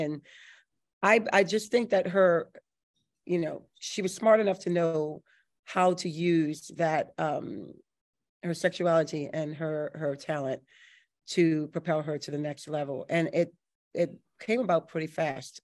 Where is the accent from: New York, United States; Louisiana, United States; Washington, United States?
Louisiana, United States; New Orleans; I was born and raised here in New Orleans